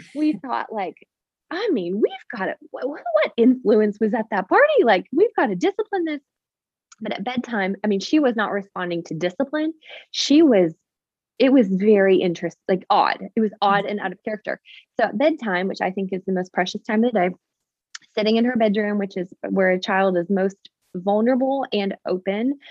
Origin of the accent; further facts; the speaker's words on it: Canada; now in Nashville, United States; I am actually Canadian originally